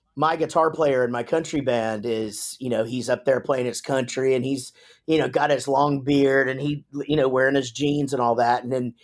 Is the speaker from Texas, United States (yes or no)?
yes; Wichita Falls, Texas, United States; I'm from Wichita Falls.